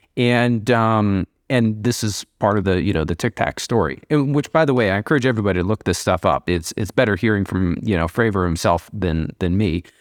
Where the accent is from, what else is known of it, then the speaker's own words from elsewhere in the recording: Columbia, Missouri, United States; when we were kids growing up in Missouri and grew up in Columbia, Missouri